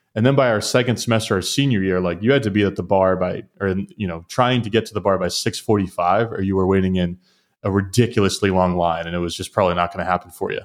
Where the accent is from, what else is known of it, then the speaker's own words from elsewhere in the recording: southern New Hampshire, United States; I'm from New Hampshire originally, grew up in southern New Hampshire